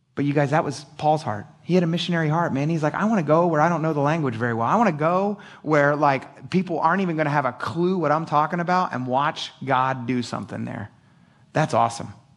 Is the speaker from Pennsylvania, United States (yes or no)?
yes; Philadelphia, Pennsylvania, United States; I'm an idiot from Philadelphia